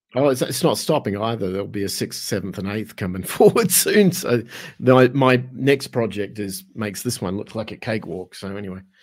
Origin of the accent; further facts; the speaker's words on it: Australia; moved away as an adult; also born or lived in Los Angeles / Arizona; now in San Miguel de Allende, Mexico; my accent kind of gives it away, 'cause originally I'm from Australia.